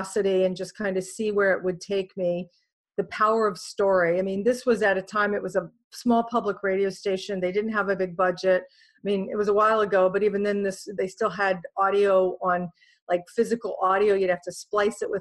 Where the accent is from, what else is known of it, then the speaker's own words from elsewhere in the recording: Winchester, Virginia, United States; moved away as an adult; also born or lived in Washington, D.C.; now in New York City, United States; I grew up in a town called Winchester, Virginia. It's in the Shenandoah Valley